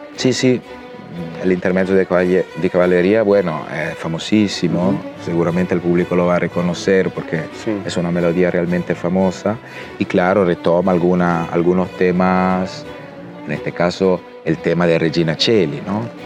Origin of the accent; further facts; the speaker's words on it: Italy; now in Chile; yo como italiano